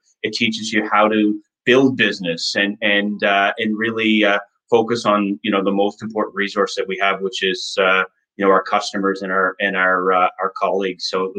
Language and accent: English; Nova Scotia, Canada; Yes, well, we're originally from Nova Scotia.